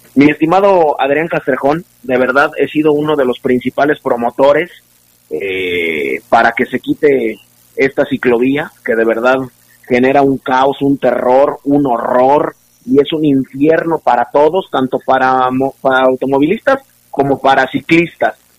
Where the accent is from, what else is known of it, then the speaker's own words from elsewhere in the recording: Argentina; como argentinos que somos